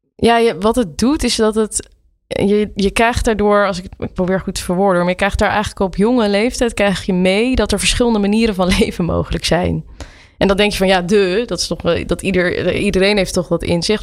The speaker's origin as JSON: {"language": "Dutch", "town": "Nieuwerkerk aan den IJssel", "region": "South Holland", "country": "Netherlands", "tie": "born or raised there", "said": "in Nieuwekerk en de IJssel"}